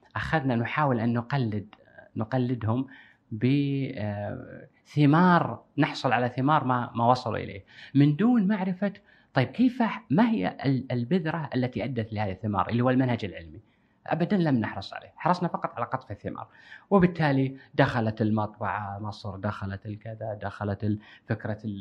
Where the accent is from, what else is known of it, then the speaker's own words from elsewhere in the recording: Kuwait; عندنا بالكويت